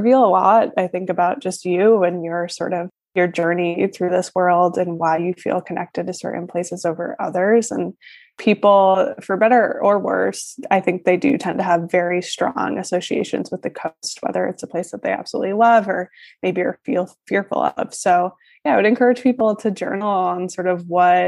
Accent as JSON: {"language": "English", "region": "Northeast", "country": "United States", "said": "I live in New York City and I am from the Northeast originally"}